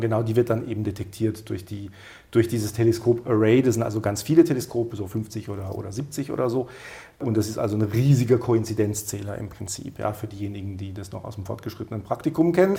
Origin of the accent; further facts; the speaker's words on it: Baden-Württemberg, Germany; Und ich bin aus Südwestdeutschland, ich bin aus Baden-Württemberg